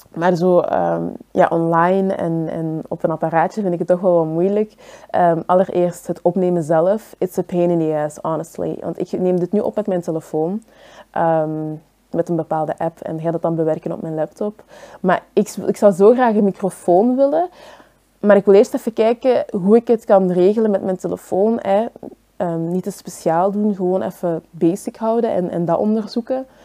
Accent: Belgium; Ik ben zelf hier geboren in België, maar dat maakt mij niet per se enkel Belg.

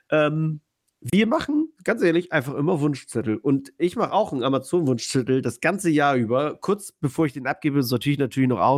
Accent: Poland; moved away; Ich äh, bin aus Polen.

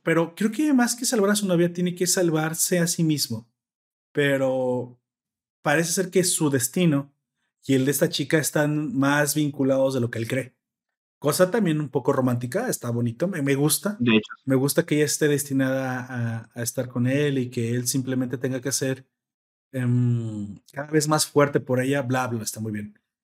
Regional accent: Mexico; como buenos mexicanos

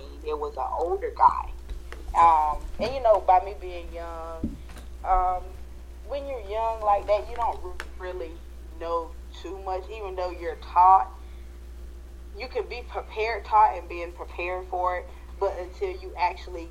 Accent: Fayetteville, North Carolina, United States; moved away as an adult; We grew up right here in Fayetteville, North Carolina

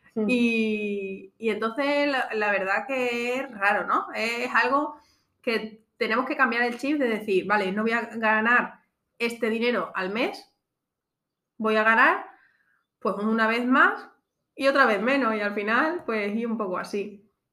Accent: Extremadura, Spain; moved away as an adult; now in Alfaz del Pi, Spain; yo de Extremadura

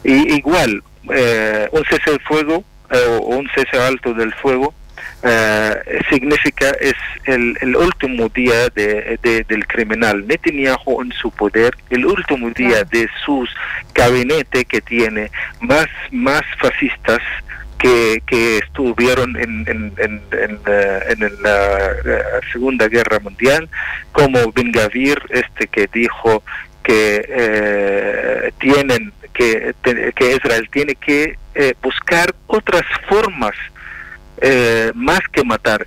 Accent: Palestine; moved away; Nosotros los palestinos

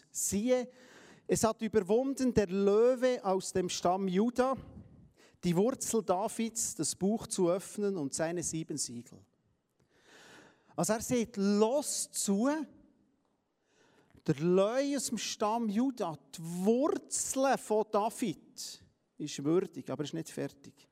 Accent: Palestine; Wir sind Palästinenser. Wir, sind, wir gehören zu den Heiden.

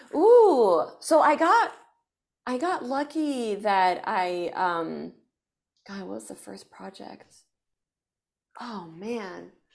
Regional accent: France; moved away as an adult; also born or lived in China / United States; now in Los Angeles, United States; I grew up in France

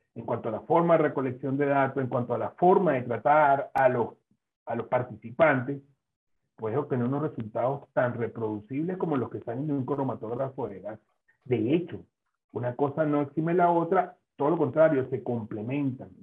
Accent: Venezuela; moved away as an adult; also born or lived in Spain; now in Zaragoza, Spain; me vine a España a hacer el doctorado, mi idea inicialmente era formarme eh, y luego regresar a mi tierra natal

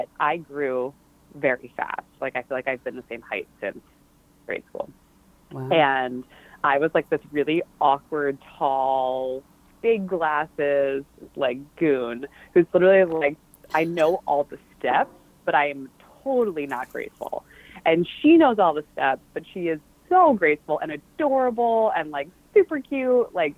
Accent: Baltimore, Maryland, United States; also born or lived in Philadelphia, Pennsylvania; I grew up in Baltimore, Maryland, north of the suburbs in the middle of nowhere. And my family was from Philly. So I actually was born in Philly

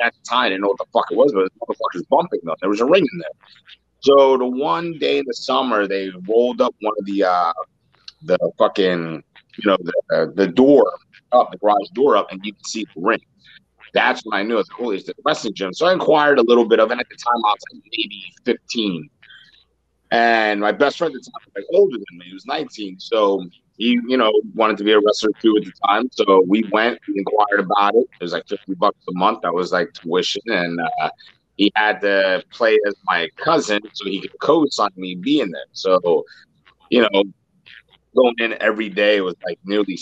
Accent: Philadelphia, Pennsylvania, United States; I grew up in Kensington

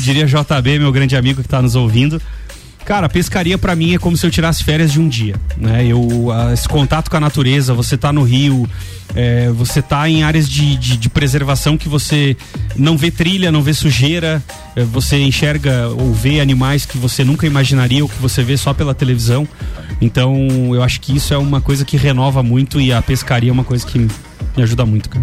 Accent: Santa Catarina, Brazil; nós somos de lá, de Santa Catarina

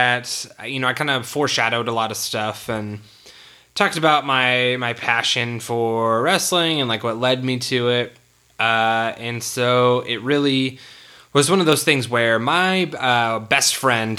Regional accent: California, United States; we grew up in California in the small town

